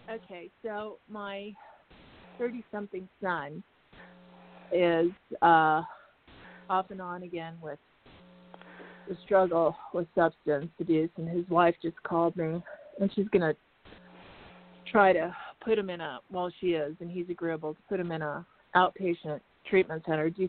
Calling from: Arizona, United States

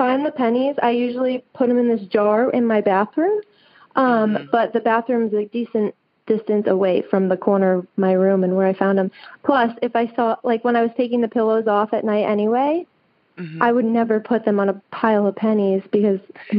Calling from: Tuscaloosa, Alabama, United States; I am calling from Tuscaloosa, Alabama.

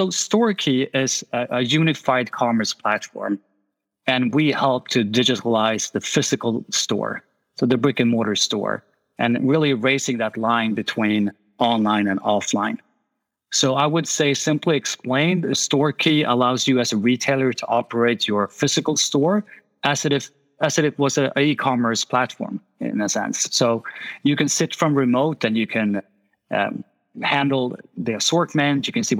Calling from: Stockholm, Stockholm County, Sweden; I'm calling from Stockholm, Sweden, so it's quite chilly here.

